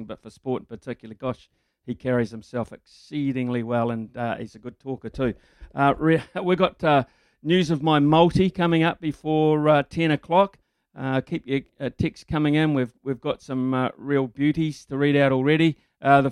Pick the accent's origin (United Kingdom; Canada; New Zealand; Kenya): New Zealand; Whanganui, Manawatū-Whanganui; I grew up in Whanganui.